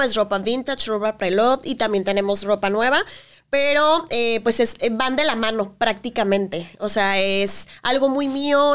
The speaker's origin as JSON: {"language": "Spanish", "country": "Mexico", "said": "como mexicanos"}